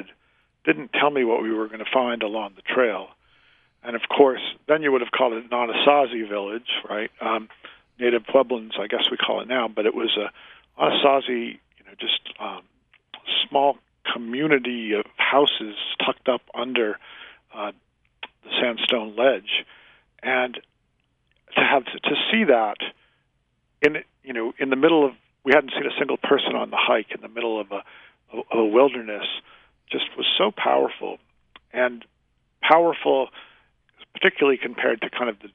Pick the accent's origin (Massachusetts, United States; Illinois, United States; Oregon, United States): Massachusetts, United States; Worcester; moved away; I grew up in Massachusetts